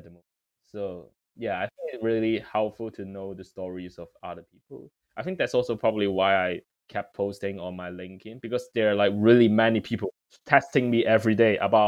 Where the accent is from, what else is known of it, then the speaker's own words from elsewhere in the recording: Hong Kong; moved away as an adult; now in London, United Kingdom; I'm from Hong Kong